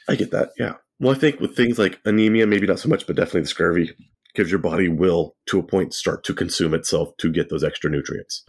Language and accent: English; Central California, United States; growing up in Central California, there was a lot of agriculture